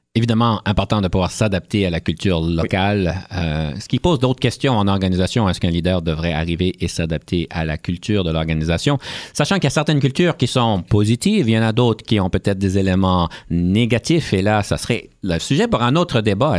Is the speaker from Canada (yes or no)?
yes; Canada; en tant que Canadien